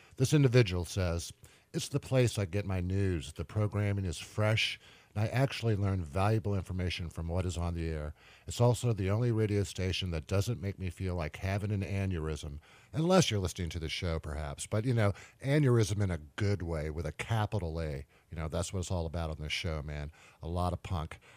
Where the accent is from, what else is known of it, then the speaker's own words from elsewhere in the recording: Richmond, Virginia, United States; right here in Richmond, my hometown